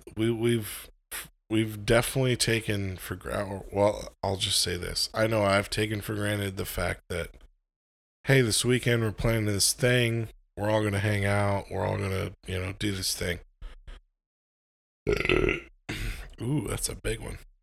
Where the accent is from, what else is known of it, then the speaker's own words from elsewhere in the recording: United States; I'm an American